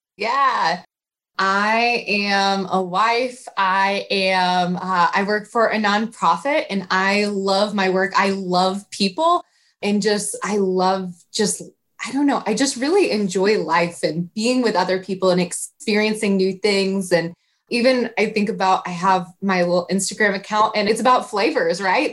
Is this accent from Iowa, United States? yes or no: yes; Iowa, United States; now in Indianapolis, United States; I'm from Iowa originally.